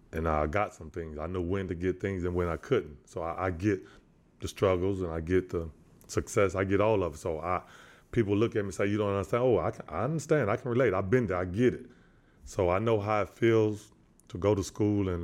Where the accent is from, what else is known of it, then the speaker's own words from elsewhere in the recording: San Antonio, Texas, United States; I'm from San Antonio, Texas.